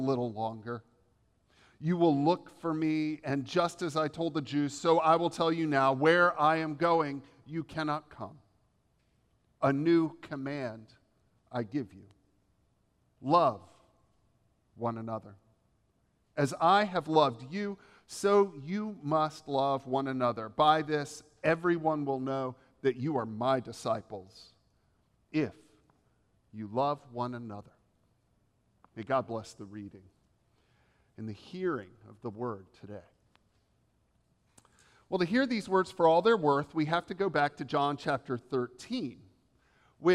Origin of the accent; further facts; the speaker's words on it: the South, United States; accent: Southern; I was raised in the South